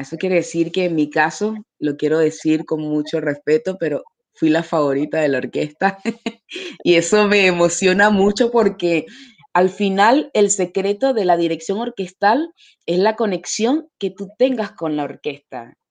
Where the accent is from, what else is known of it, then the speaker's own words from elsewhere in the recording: Venezuela; moved away as an adult; now in Paris, France; nosotros en, Venezuela